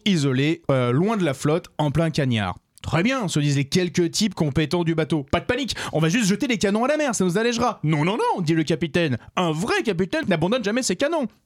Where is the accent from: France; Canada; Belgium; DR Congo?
France; en tant que Français